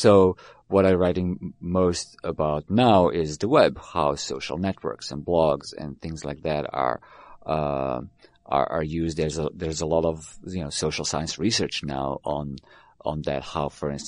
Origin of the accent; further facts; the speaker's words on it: Belgrade, Serbia; moved away; I was born in Belgrade, which is now Serbia